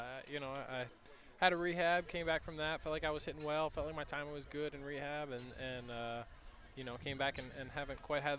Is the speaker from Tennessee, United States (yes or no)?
no; Philadelphia, Pennsylvania, United States; I grew up in the Philadelphia area